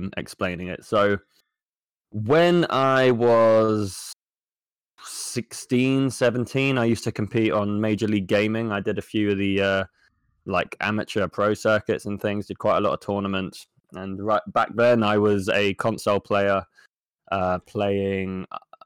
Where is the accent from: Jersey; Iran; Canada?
Jersey; I am from a small island called Jersey